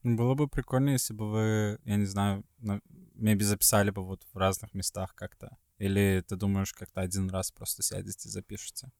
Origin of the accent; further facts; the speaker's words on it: Sweden; moved away; из Швеции